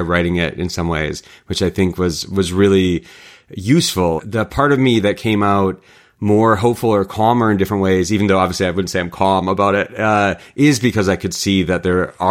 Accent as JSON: {"language": "English", "region": "rural Michigan", "country": "United States", "tie": "born or raised there", "said": "I grew up in the Midwest as a hiker and a backpacker, grew up in rural Michigan."}